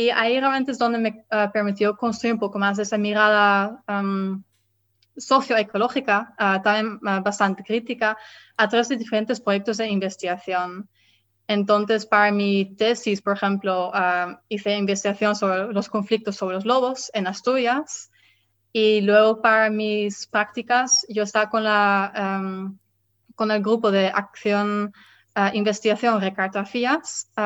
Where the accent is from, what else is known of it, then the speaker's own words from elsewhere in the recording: Netherlands; born there; Spanish is a second language; decidí volver a mi país natal, que es los Países Bajos